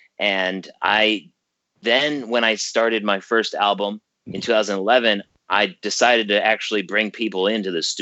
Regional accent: Geneseo, New York, United States; my hometown of Geneseo, New York.

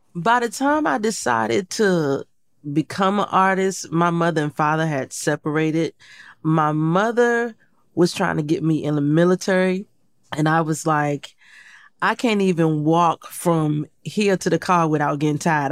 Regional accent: Portsmouth, Virginia, United States; I grew up in Portsmouth, Virginia

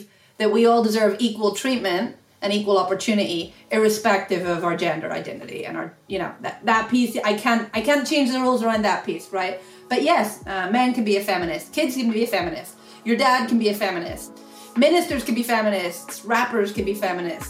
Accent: Ireland; moved away; I grew up in Ireland, so a long way from here

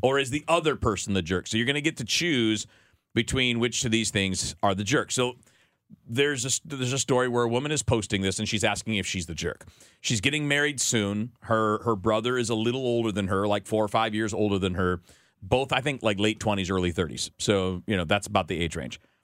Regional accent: Michigan, United States; moved away as an adult; also born or lived in Miami, Florida; I'm from Michigan

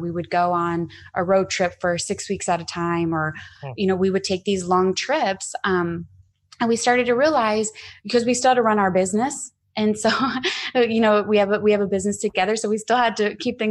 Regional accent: Arizona, United States; moved away as an adult; also born or lived in Scottsdale, Arizona / San Diego; I'm from Arizona and I was living in Scottsdale

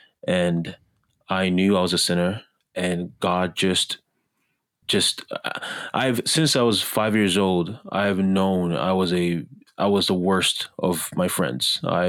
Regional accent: Montreal, Quebec, Canada; also born or lived in Ghana; I was born in Ghana, West Africa, and I'm biased, but I would say the best African country in the world. When I was 10 years old, I moved to Canada, particularly Montreal, Canada, and Quebec, French-speaking side of Canada.

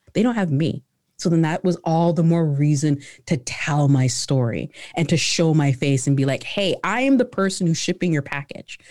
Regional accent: Canada; also born or lived in Ghana; I was born in Ghana, right? So, I came over to Canada, uh, when I was, um, when I was, uh, three

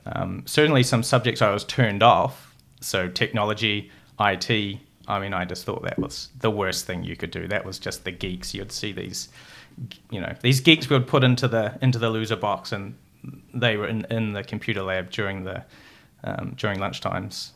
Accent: North Otago, New Zealand; also born or lived in Brazil; I'm from, uh, North Otago

